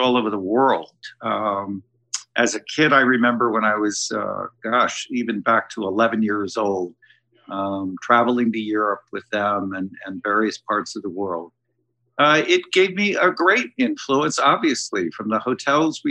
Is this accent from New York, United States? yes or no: yes; New York, United States; also born or lived in Rio de Janeiro, Brazil; I grew up right here in New York. I was almost born here, but we moved here when I was about 5 years old. And I grew up in Manhattan